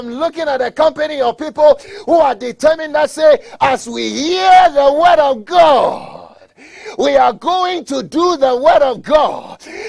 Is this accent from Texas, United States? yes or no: no; Colorado, United States; I'm from Colorado. I know how to drive a little bit in snow.